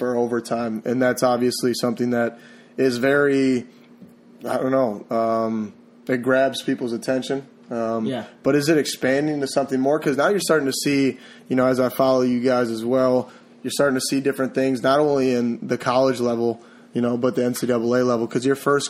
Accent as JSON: {"language": "English", "region": "Wisconsin", "country": "United States", "tie": "born or raised there", "also_born_or_lived": "Seattle", "moved": "yes", "said": "I'm from Wisconsin, you know, born and raised, kind of. I went to Seattle for a little bit and some other places"}